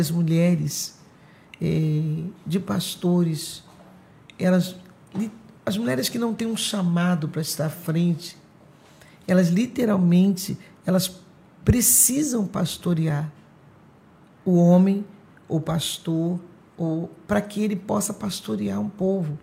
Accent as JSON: {"language": "Portuguese", "town": "Araruama", "region": "Rio de Janeiro", "country": "Brazil", "tie": "born or raised there", "also_born_or_lived": "São Gonçalo", "said": "Sou dessa terra, Araruama, mas estamos ali em São Gonçalo, né? Já nascemos em Araruama"}